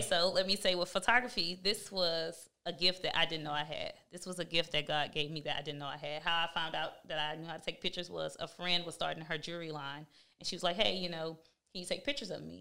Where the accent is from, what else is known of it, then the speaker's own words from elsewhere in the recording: Houston, Texas, United States; I'm from Houston, Texas.